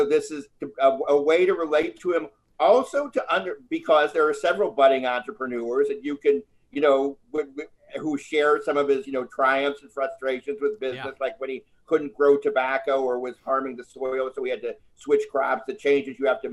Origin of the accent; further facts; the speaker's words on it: Midwest, United States; I'm from the Midwest